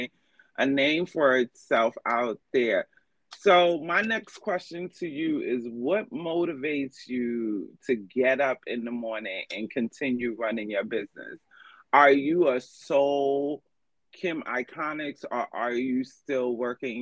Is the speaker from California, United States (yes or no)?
no; New York, United States; I'm from New York